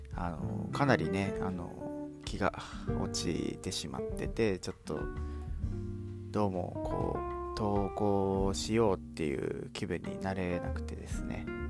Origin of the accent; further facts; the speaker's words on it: Hiroshima, Japan; 僕、まあ、広島に生まれて、ずっと広島で住んできて